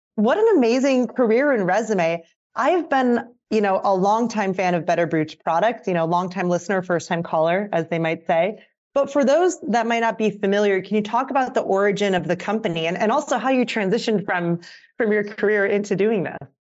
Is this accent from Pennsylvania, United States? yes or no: yes; Pennsylvania, United States; moved away as an adult; now in California, United States; I'm from the East Coast originally